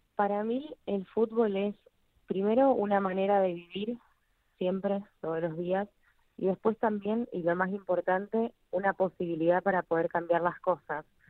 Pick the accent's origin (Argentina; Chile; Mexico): Argentina; nuestra historia como argentinos